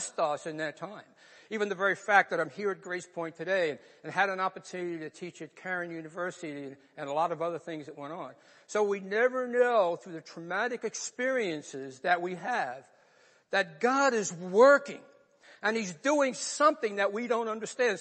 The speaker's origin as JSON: {"language": "English", "region": "New York", "country": "United States", "tie": "born or raised there", "also_born_or_lived": "North Bergen, New Jersey", "accent": "New York", "moved": "as an adult", "said": "I grew up in New York"}